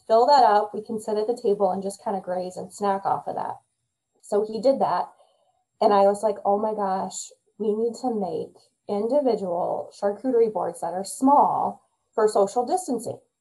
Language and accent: English; Midwest, United States; I'm a Midwesterner and I love the Midwest way of life